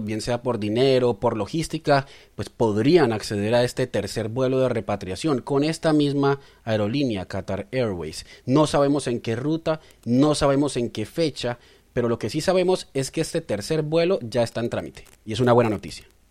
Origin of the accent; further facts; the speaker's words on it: Colombia; Somos periodistas colombianos.